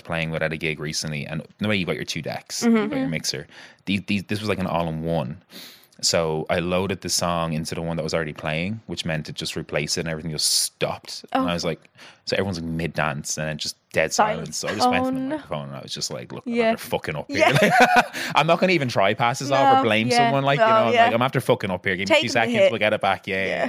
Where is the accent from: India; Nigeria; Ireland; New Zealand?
Ireland; Like, as Irish people